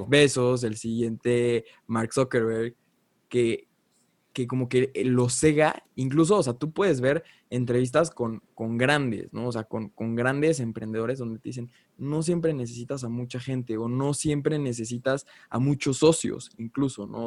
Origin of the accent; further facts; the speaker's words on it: Mexico; Cuevas y yo somos mexicanos